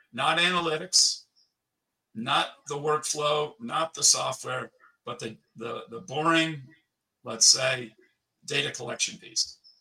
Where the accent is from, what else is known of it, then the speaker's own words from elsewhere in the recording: United States; moved away as an adult; also born or lived in Switzerland; I lived 15 years in Switzerland, but I'm still American.